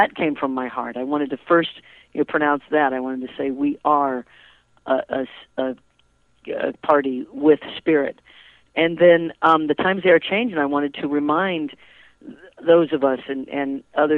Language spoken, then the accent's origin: English; United States; I am an American citizen